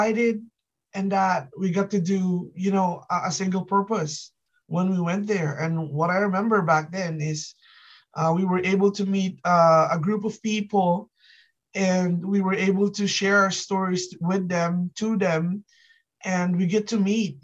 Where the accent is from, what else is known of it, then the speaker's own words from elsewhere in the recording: Kalinga, Cordillera Administrative Region, Philippines; first language Ilocano; English is a second language; now in Canada; I came from the north side of the Philippines. So I was born in Kalinga, and there's a dialect there called Ilocano